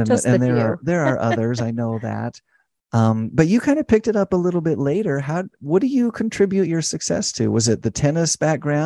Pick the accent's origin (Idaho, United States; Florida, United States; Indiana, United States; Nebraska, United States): Idaho, United States; now in St. George, United States; I grew up in Idaho